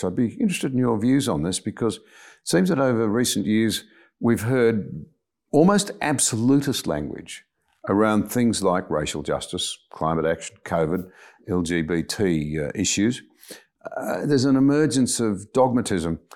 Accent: Australia; as an Australian

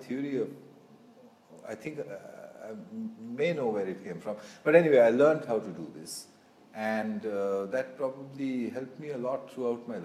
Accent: Kolkata, West Bengal, India; moved away; also born or lived in Delhi / Vienna; I was born in Calcutta, India, and I started my school in Calcutta, India

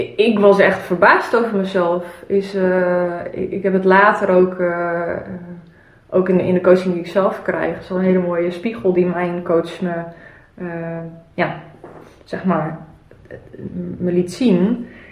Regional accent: Zeeland, Netherlands; ik ben opgegroeid in Zeeland

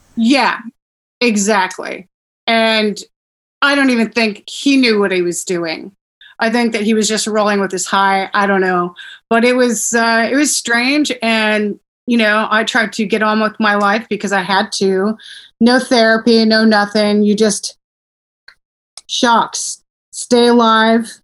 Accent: Simi Valley, California, United States; also born or lived in Portland, Oregon; I grew up in Simi Valley

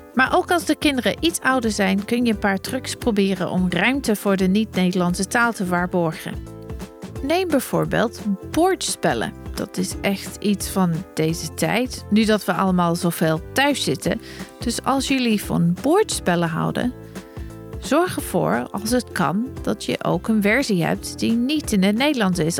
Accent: England, United Kingdom; first language English; Dutch is a second language; moved away as an adult; also born or lived in Germany; now in Netherlands; met mijn familie in Engeland

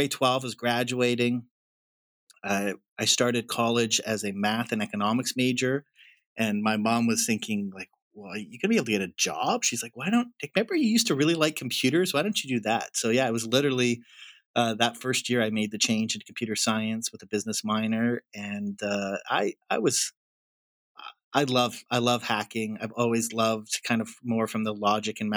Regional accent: Alberta, Canada; moved away as an adult; also born or lived in Nepal; I grew up near the Rocky Mountains and, you know, was thrilled looking back to just have a beautiful place to grow up. It's been 12 years since we've lived in Canada

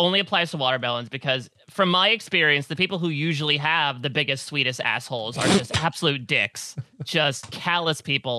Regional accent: New Jersey, United States; I'm from Jersey

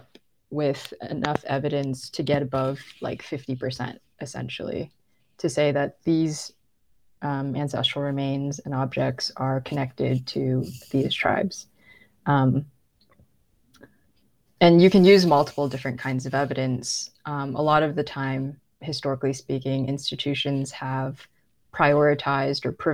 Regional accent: California, United States; I'm not Native. I grew up in California

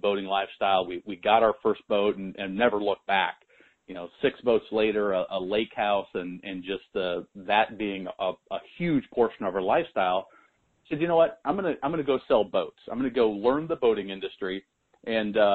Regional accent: Nebraska, United States; moved away; I'm from Nebraska originally

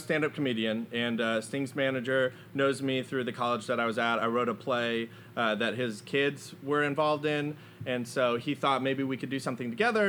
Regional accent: San Antonio, Texas, United States; I'm from San Antonio.

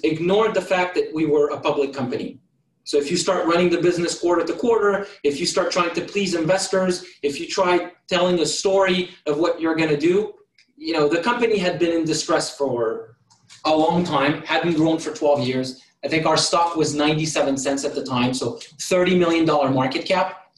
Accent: France; English is a second language; moved away as an adult; now in United States; So I was born in France, moved to the United States when I was 18, went to community college, learned English

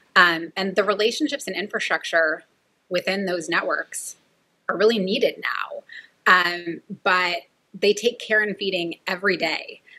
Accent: Merced, California, United States; I grew up in the Central Valley of California in a town called Merced

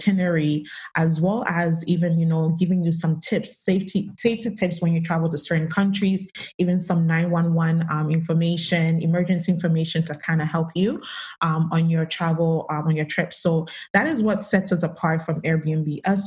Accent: Canada; I grew up in Canada.

